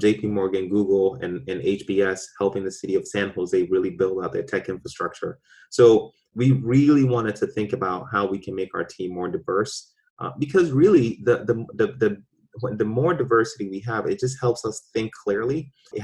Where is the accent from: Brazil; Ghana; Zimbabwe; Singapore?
Ghana; now in Boston, United States; I was born in Ghana.